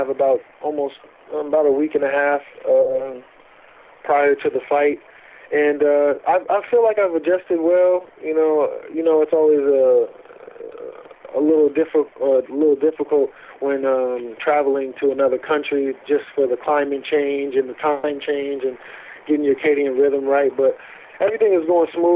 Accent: United States; I'm from America

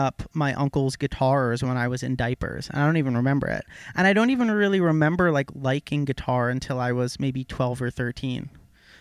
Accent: Cream Ridge, New Jersey, United States; I was born and raised in Cream Ridge, New Jersey.

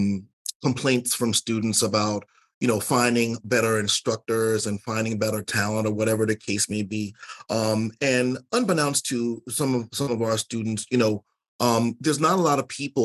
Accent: the South, United States; I'm from the South

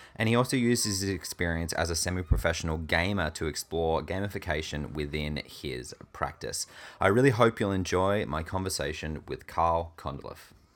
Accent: Tasmania, Australia; my home state of Tasmania

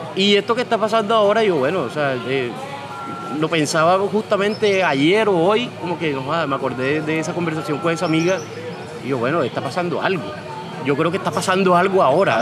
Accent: Cartagena, Bolívar, Colombia; moved away as an adult; also born or lived in Bogotá; me vine de Cartagena huyéndole ya a esa hostilidad

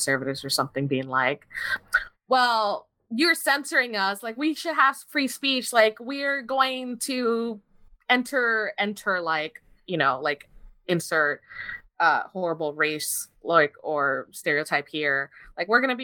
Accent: Miami, Florida, United States; I grew up in Miami

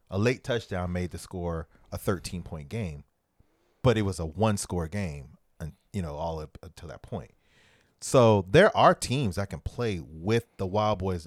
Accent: New Orleans, Louisiana, United States; I'm from New Orleans

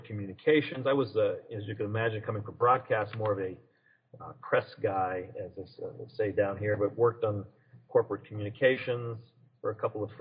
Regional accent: Manchester, New Hampshire, United States; moved away as an adult; also born or lived in Bedford, New Hampshire / Henniker, New Hampshire / Ohio; now in Washington, D.C., United States; I grew up in Manchester, was born in Manchester, lived in Bedford for as a young fella, and then moved to a small town a little north of there called Henniker

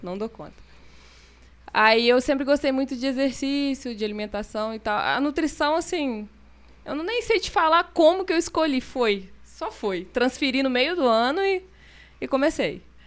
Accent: Carangola, Minas Gerais, Brazil; now in Taperona, Brazil; sou mineira de Carangola. Eu moro em Taperona já vai fazer seis anos.

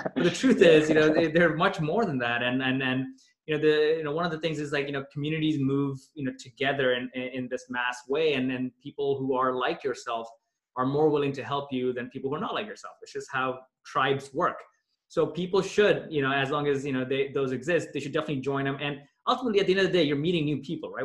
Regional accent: Toronto, Ontario, Canada; moved away as an adult; also born or lived in Pakistan; when I was growing up in Toronto

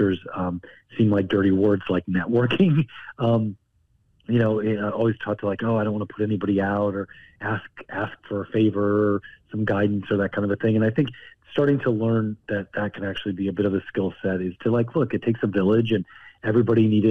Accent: Missouri, United States; also born or lived in Ozarks / northern Arkansas; I grew up in Missouri for the most part

